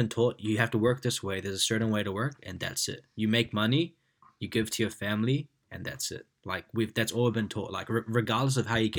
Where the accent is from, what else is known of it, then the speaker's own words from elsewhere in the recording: India; But now, man, I actually love our culture. Like, I love being Indian. I love our food, our music, the way we are.